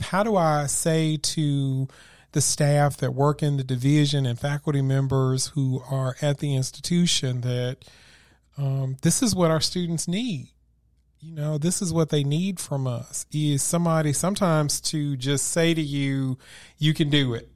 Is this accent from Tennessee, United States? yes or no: yes; Memphis, Tennessee, United States; grew up where I grew up in Memphis in a single parent household